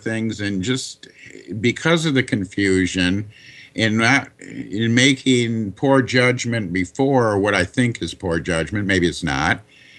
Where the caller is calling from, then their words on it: Michigan, United States; I'm calling from Michigan.